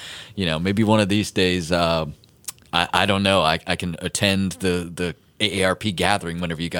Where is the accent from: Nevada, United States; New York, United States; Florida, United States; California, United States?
Florida, United States; central; moved away; I'm from Florida, so particularly Central Florida, which means I'm like 45 minutes away from a beach in just about any direction.